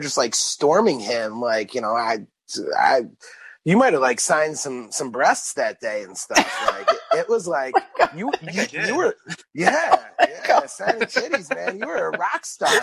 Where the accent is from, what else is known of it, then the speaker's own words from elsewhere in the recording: East Coast, United States; I'm from the East Coast.